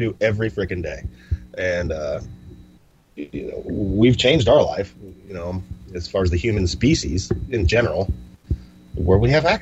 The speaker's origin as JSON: {"language": "English", "country": "United States", "said": "I'm freaking from America"}